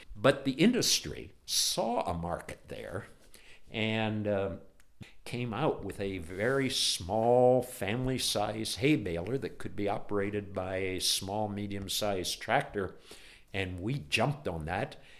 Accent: Ohio, United States; I grew up in Ohio

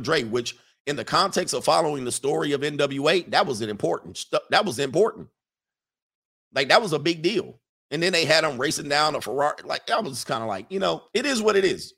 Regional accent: Hawthorne, California, United States; I grew up in Hawthorne

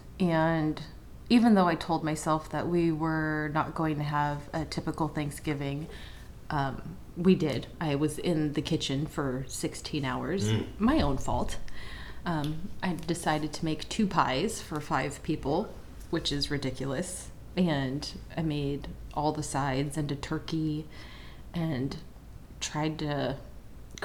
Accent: Las Vegas, Nevada, United States; moved away as an adult; now in Washington, United States; I am a Las Vegas runaway. I grew up in Las Vegas. I moved to Washington for college and never left

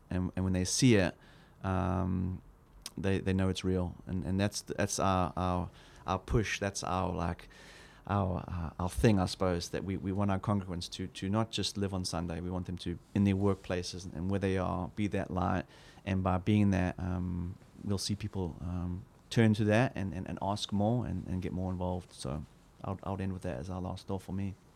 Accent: South Africa; as a South African, I grew up in a very hostile environment

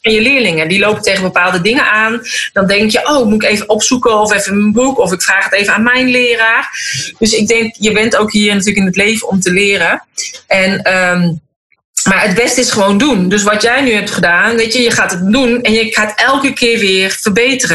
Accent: North Brabant, Netherlands; moved away; ik kom oorspronkelijk uit Brabant

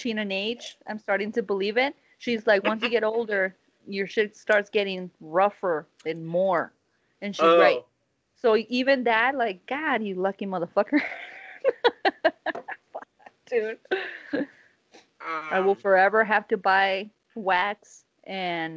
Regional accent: United States; We're selfish Americans. You know, I'm Mexican American.

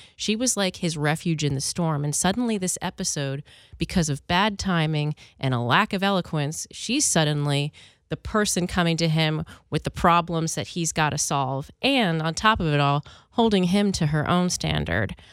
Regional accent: Philadelphia, Pennsylvania, United States; I grew up in Philly

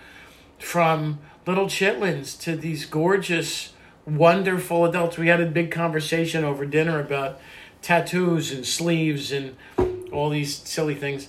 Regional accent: Perth Amboy, New Jersey, United States; We grew up in Middlesex County, New Jersey

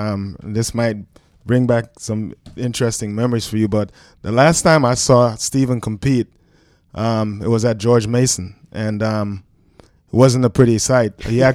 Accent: Jamaica; also born or lived in Brooklyn, United States; So he took a chance on this kid from Brooklyn who actually snuck in. He didn't know I was from Jamaica. And I had the pleasure of putting a Jamaican flag on his desk my first week in school.

